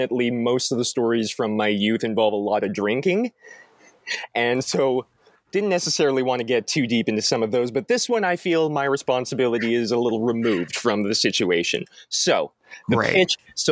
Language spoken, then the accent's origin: English; Gimli, Manitoba, Canada; I'm from Gimli